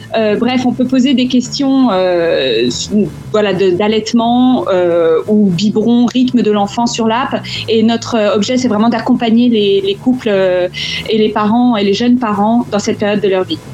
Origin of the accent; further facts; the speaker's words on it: France; moved away; en tant que Français à l'étranger, en fait, de la famille en France